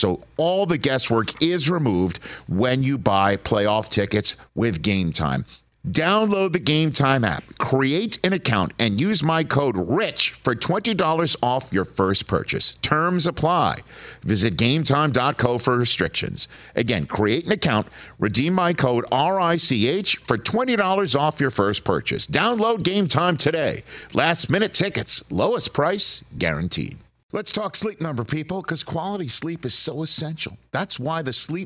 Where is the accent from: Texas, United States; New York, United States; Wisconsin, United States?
New York, United States; I'm from New York